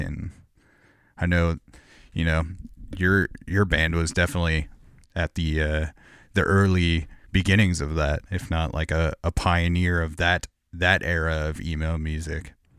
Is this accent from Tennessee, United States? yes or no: no; Corona, California, United States; now in Portland, United States; I grew up in Corona, California